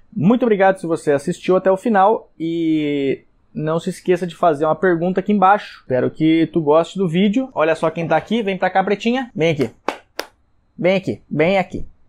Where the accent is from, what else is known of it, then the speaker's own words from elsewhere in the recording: Canela, Rio Grande do Sul, Brazil; also born or lived in São Leopoldo; mas eu morava, morei em Canela, 18 anos, e depois eu morei em São Leopoldo por mais seis anos